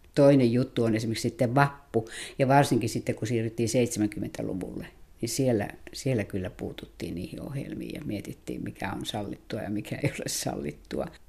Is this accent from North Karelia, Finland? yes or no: yes; North Karelia, Finland; itse olen sieltä syntyisin